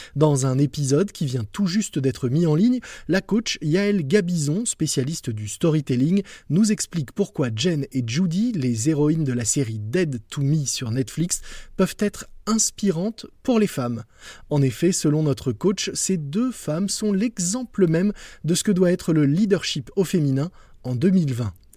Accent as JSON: {"language": "French", "country": "France", "said": "on est plutôt bien placé en tant que Français"}